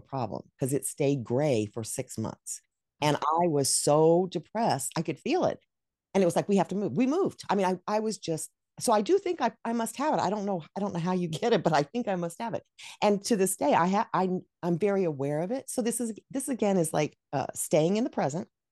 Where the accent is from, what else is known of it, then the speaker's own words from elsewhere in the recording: Dallas, Texas, United States; moved away; also born or lived in New Mexico / Rochester, New York; I was raised in Dallas, which, I mean, they have, they had winters back then.